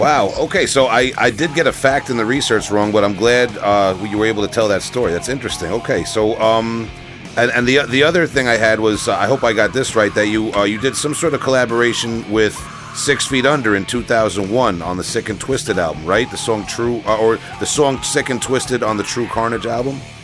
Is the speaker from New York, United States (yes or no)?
yes; Long Island, New York, United States; I'm from Long Island I pronounce a lot of things very uh, very wrong